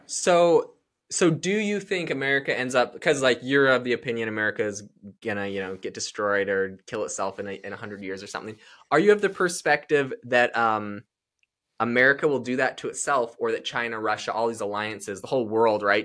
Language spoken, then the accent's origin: English; Canada; now in United States; I'm from Canada